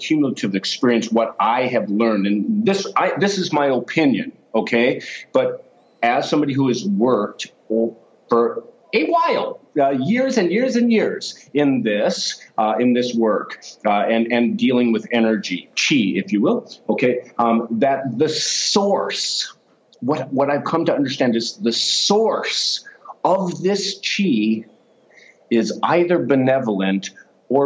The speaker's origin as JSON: {"language": "English", "country": "United States", "said": "I'm an American"}